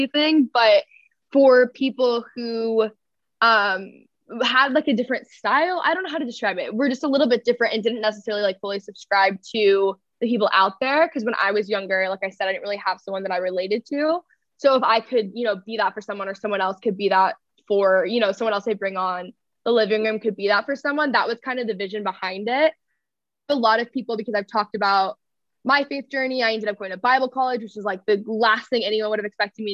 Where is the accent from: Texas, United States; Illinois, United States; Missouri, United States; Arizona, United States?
Texas, United States; I grew up in Texas around like cultural Christianity